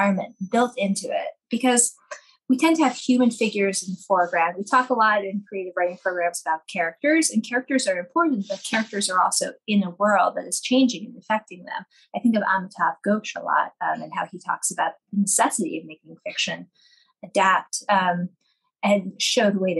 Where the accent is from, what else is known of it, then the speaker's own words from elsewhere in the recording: Colorado, United States; the places that I loved and grew up in. I'm from Colorado